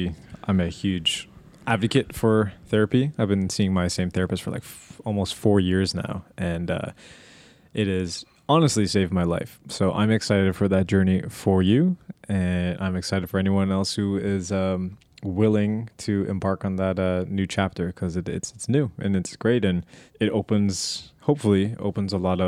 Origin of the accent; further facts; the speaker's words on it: Canada; Feeling sad about it being cold and low light and being Canadian.